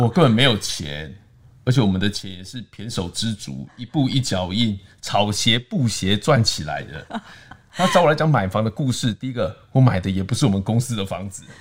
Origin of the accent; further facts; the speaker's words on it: Taiwan; 但是住在我本来我妈妈家对面啊，嗯。在东华北路，在东华国小那附近